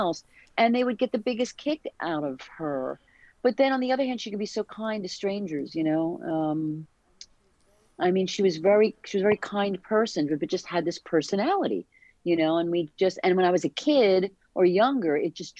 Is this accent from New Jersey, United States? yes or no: yes; New Jersey, United States; we're from South Jersey